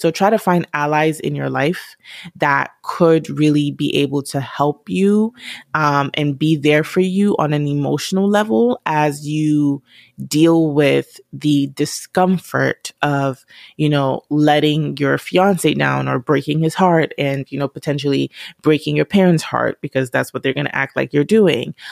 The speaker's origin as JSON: {"language": "English", "country": "Nigeria", "said": "I'm Nigerian"}